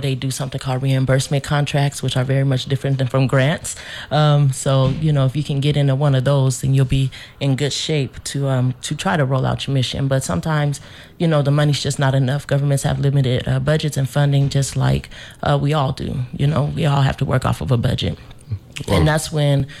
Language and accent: English; Denver, Colorado, United States; now in St. Croix, US Virgin Islands; I grew up in Denver, Colorado